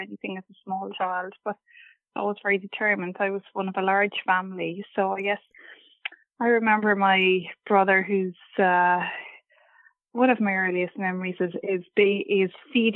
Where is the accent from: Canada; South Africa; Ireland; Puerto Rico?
Ireland; Galway, Connacht; moved away as an adult; now in Cork, Ireland; I was born in Cork here, and then I spent my school years and I did my degree in Galway